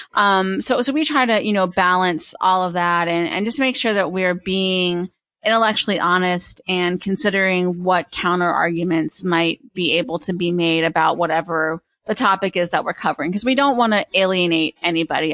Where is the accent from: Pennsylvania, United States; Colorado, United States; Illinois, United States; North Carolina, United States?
Pennsylvania, United States; I was born and raised in Pennsylvania